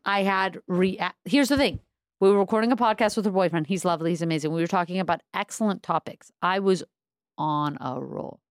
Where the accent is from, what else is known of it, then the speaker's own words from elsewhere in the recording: New York City, New York, United States; I'm originally from Crown Heights from Brooklyn